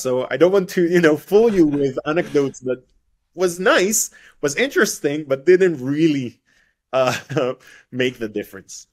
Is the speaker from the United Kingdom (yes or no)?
no; Israel; first language Hebrew; English is a second language; I'm I'm coming from Israel. My my my mother's tongue uh, language is not English, is is is Hebrew.